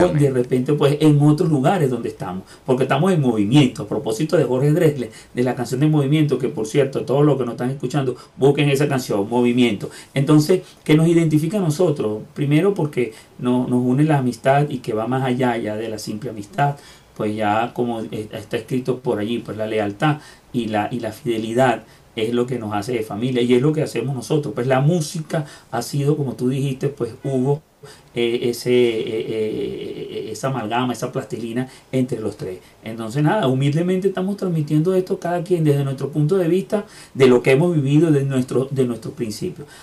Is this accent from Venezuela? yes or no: yes; Venezuela; moved away as an adult; now in Lima, Peru; venezolanos de donde nací, de mi tierra y en la ciudad este, donde estoy pues desde hace unos cuantos años, que es Lima